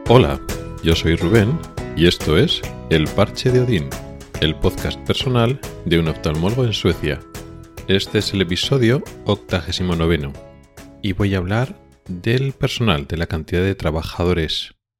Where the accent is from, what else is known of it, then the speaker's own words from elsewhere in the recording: Spain; now in Sweden; nosotros ya como españoles